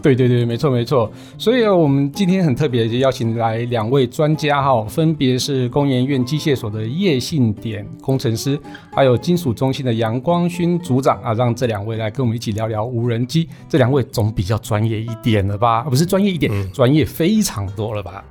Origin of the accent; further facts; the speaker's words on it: Su'ao, Yilan County, Taiwan; 我老家是捕鱼世家，在南方澳那边嘛